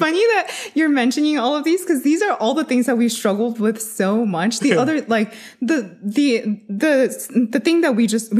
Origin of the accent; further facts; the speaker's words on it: United States; So I'm Chinese American. So growing up, I've always loved like having individualism versus like, you know, having to like fit into a mold.